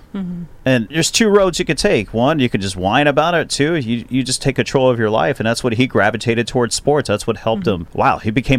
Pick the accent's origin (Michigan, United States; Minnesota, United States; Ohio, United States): Ohio, United States; Cincinnati; it's in my hometown of Cincinnati.